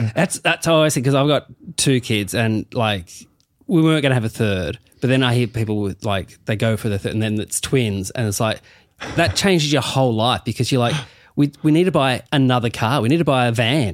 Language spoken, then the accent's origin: English; Burnie, Tasmania, Australia; I'm from Burnie